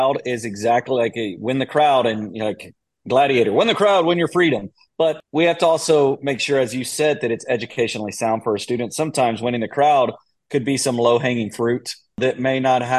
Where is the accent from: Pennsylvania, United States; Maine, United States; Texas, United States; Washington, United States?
Texas, United States; Austin; I am from Austin